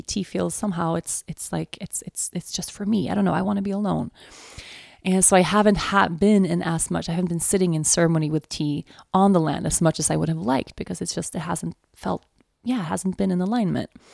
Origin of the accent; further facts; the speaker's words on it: Sweden; moved away; also born or lived in Aruba; my home country